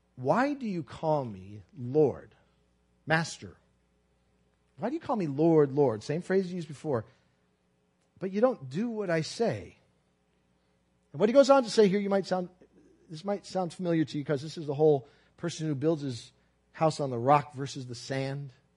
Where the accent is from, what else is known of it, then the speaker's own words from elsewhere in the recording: Brooklyn, New York, United States; I'm from Brooklyn, and I, my family is Italian